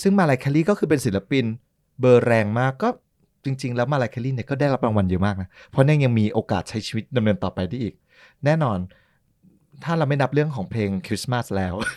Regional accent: Thailand; เราเป็นคนไทย

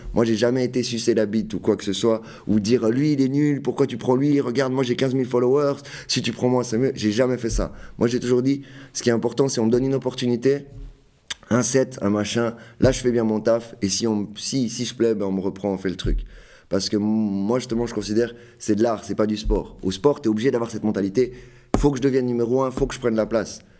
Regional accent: Fribourg, Switzerland; je viens de Fribourg

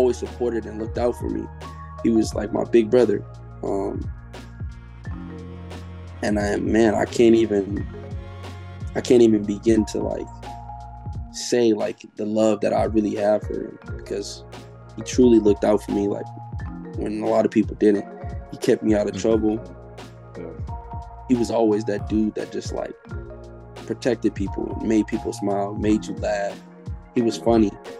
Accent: Oakland, California, United States; growing up in Oakland

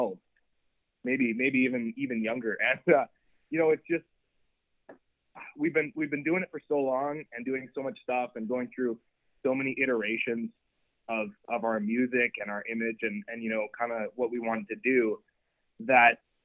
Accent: Canada; being Canadian

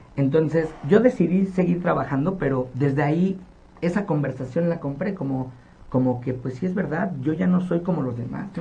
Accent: Nezahualcóyotl, State of Mexico, Mexico; yo nací en Ciudad Neza y soy orgullosamente de ese lugar. Y cuando yo viví toda mi infancia en esta comunidad

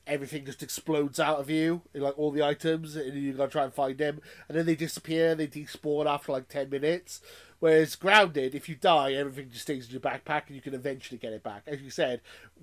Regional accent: Wales, United Kingdom; I live with my mum, we're from Wales.

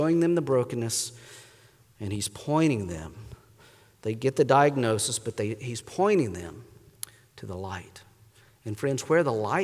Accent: North Carolina, United States; moved away as an adult; also born or lived in Pittsburgh; I grew up in North Carolina

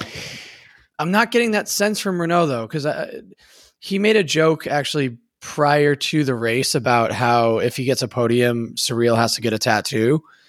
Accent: United States; as an American

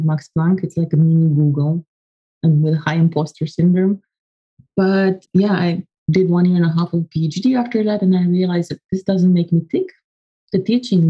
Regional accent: Romania; I come from Romania. I was born in 83 and to a family of nerds.

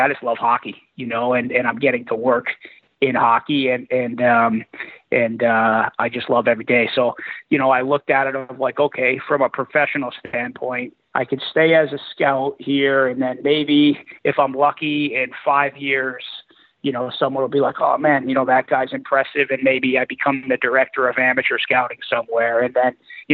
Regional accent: Connecticut, United States; I'm from Connecticut

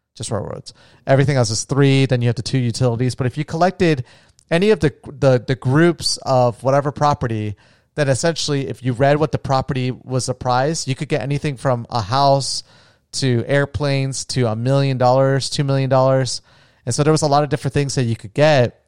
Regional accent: Florida, United States; now in Las Vegas, United States; from my home state of Florida

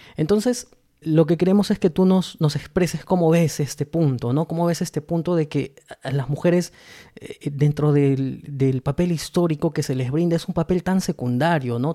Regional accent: Peru; para nosotros como peruanos

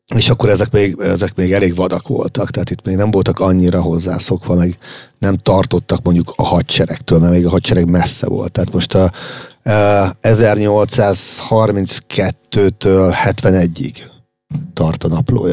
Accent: Hungary; magyarok vagyunk

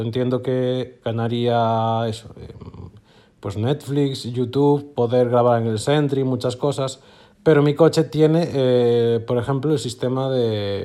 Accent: A Coruña, Galicia, Spain; soy de Coruña

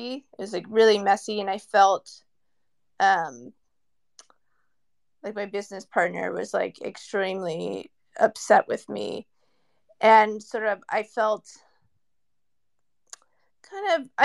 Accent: Silicon Valley, California, United States; I'm from Silicon Valley, and everyone in my family is an engineer, my brother, my parents.

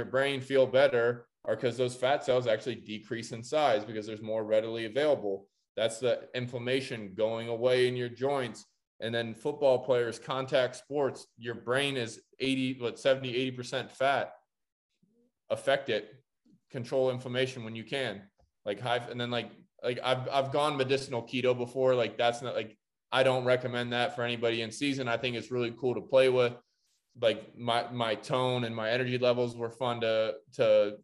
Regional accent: Columbus, Ohio, United States; I'm from Columbus, Ohio.

